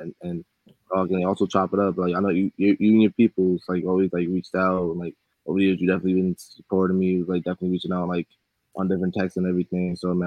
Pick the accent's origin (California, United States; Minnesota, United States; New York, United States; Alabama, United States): New York, United States; New York City; I'm from Brooklyn